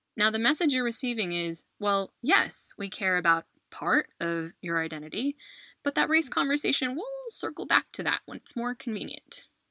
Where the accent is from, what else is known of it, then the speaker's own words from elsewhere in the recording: United States; moved away as an adult; now in Spain; I am an American who has called Spain home for the last 10 years